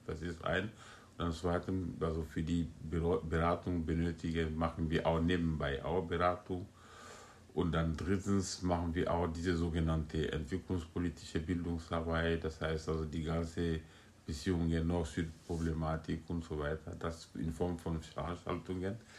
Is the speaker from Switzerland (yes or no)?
no; Guinea; moved away as an adult; also born or lived in France; now in Berlin, Germany; Ich bin in Guinea geboren und aufgewachsen habe ich äh, meine, ich habe die Schule in Guinea besucht